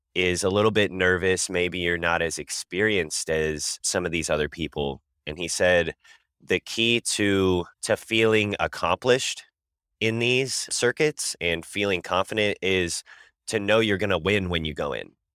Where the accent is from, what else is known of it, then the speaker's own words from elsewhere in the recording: Kansas City, Missouri, United States; I'm from Kansas City, Missouri